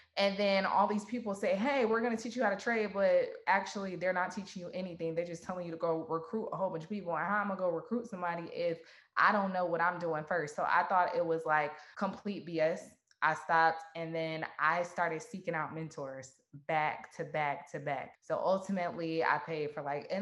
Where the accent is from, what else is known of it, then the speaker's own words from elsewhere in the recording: Atlanta, Georgia, United States; I was born and raised in Atlanta, Georgia.